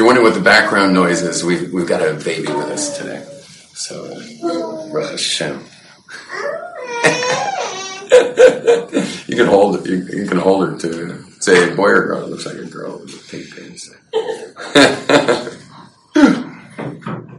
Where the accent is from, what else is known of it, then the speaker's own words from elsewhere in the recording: Los Angeles, California, United States; Growing up in West L.A.